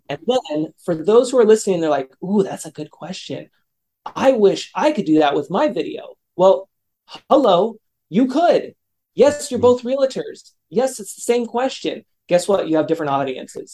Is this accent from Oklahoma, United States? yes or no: no; California, United States; my hometown here in California